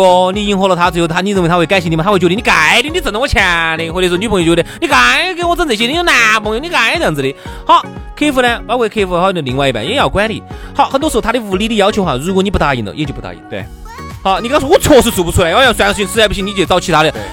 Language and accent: Chinese; Sichuan, China; 我们四川人